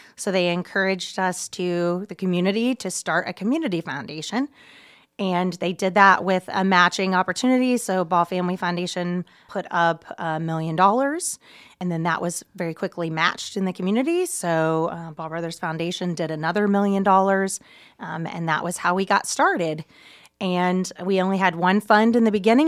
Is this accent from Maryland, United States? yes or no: no; Muncie, Indiana, United States; I was raised here in Muncie